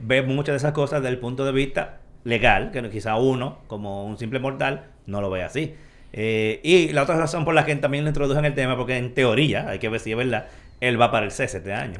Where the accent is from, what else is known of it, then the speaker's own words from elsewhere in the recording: Dominican Republic; como dominicano al fin